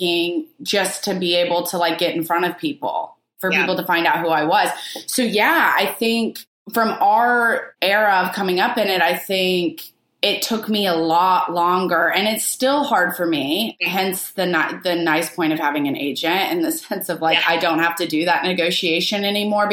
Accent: Arkansas, United States; moved away as an adult; now in New York, United States; I'm from Arkansas

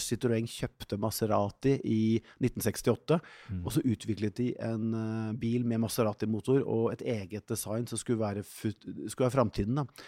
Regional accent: Norway; som nordmann

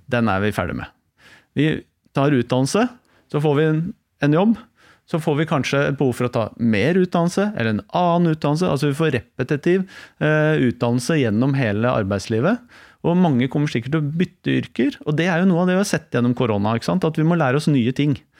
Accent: Oslo, Norway; Jeg er fra Stovner. Ja. Vokste opp der.

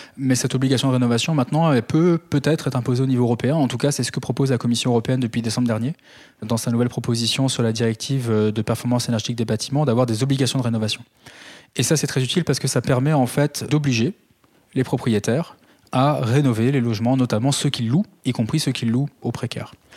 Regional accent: Calvados, Normandy, France; chez moi dans le Calvados

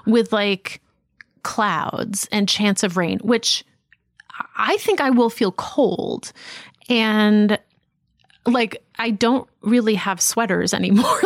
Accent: Boston, Massachusetts, United States; moved away as an adult; I grew up in Boston

